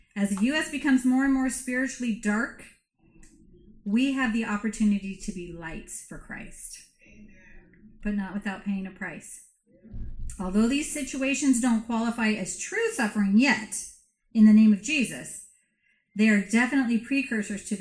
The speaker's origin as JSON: {"language": "English", "country": "United States", "said": "we're so American"}